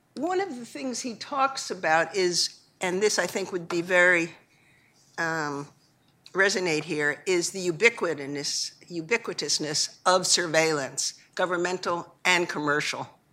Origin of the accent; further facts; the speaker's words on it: Long Island, New York, United States; I grew up on Long Island